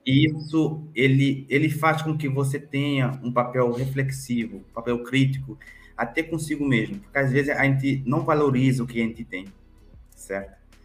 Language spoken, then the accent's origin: Portuguese; Cape Verde; now in Brazil; Eu sou cabo-verdiano, africano, que atravessou o Atlântico e que foi acolhido por esse país fantástico que eu amo muito, que é meu, o Brasil